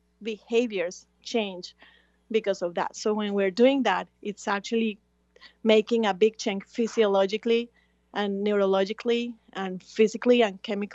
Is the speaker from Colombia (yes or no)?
yes; Colombia; now in Miami, United States; I'm originally from Colombia. I live in Miami